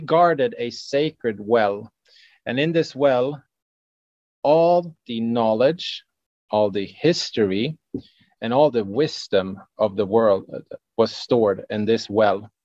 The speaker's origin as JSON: {"language": "English", "country": "Sweden", "said": "since we're from Sweden, uh, we have our heritage of uh, Old Norse mythology"}